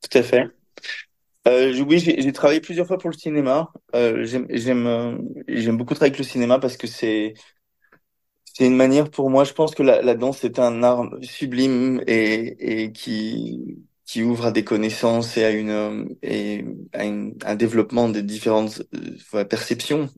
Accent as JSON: {"language": "French", "country": "Belgium", "tie": "born or raised there", "also_born_or_lived": "Paris", "said": "j'ai grandi dans, j'ai grandi en Belgique"}